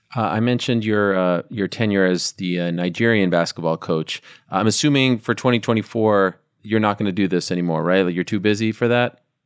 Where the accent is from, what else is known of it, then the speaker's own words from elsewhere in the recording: Canada; as a Canadian.